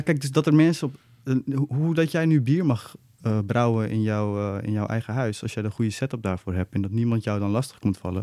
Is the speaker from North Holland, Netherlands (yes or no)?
yes; Nieuw-Vennep, North Holland, Netherlands; moved away as an adult; now in Amsterdam, Netherlands; ik ben, ik ben in Nieuw-Vennep opgegroeid.